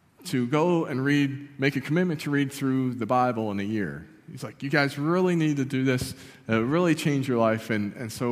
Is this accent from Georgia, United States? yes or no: no; Barker, New York, United States; I grew up in a small town called Barker, just about a mile off Lake Ontario